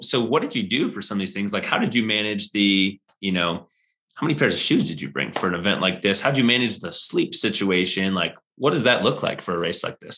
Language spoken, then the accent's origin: English; Midwest, United States; now in Colorado, United States; I'm from the Midwest